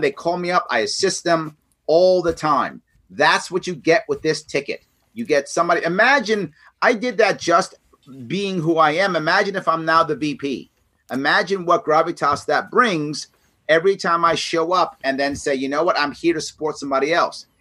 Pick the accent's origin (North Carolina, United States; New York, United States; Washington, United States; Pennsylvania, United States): New York, United States; New York City; I came out of the ghetto. I grew up in the South Bronx, in New York City.